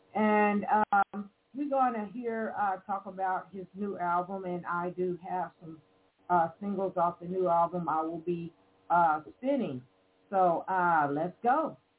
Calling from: Evansville, Indiana, United States; We are both calling from Evansville, Indiana.

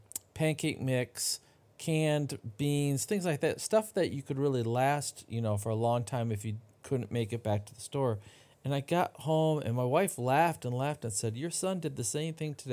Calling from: Dexter, Michigan, United States; also born or lived in North Carolina; I'm calling in from Dexter, Michigan, which is near Ann Arbor.

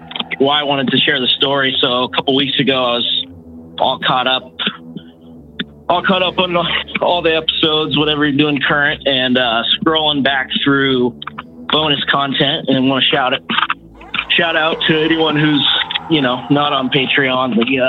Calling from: Walla Walla, Washington, United States; from Walla Walla.

